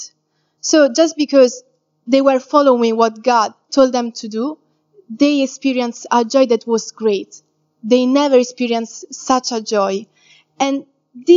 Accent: Italy; moved away; I'm from Italy

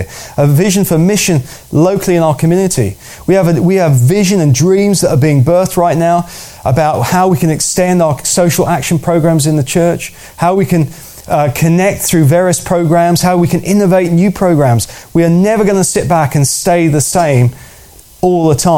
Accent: United Kingdom; as British

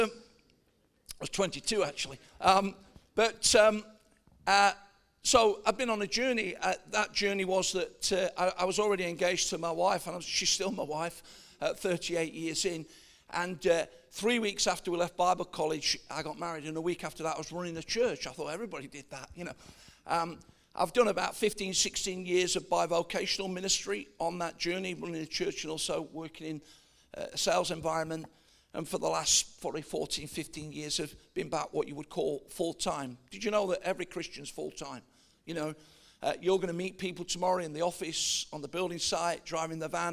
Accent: Nottingham, East Midlands, United Kingdom; I am a Midlander. I'm from Nottingham originally.

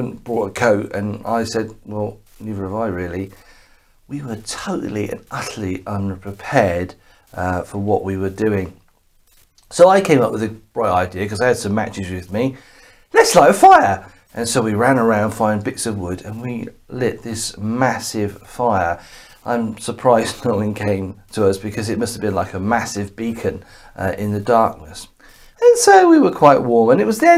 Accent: Bournemouth, South West England, United Kingdom; I come from Bournemouth

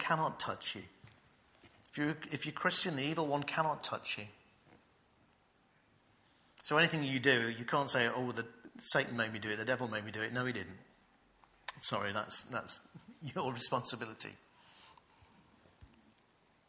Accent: United Kingdom; as British people

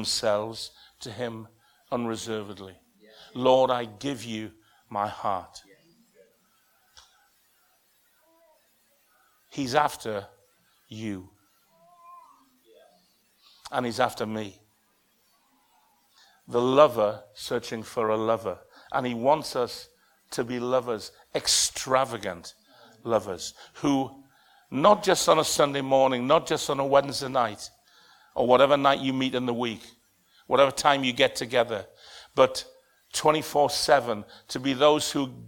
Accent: the North East, North East England, United Kingdom; moved away as an adult; also born or lived in Bradford; now in Leicester, United Kingdom; I'm from the Northeast, where everybody's responsive

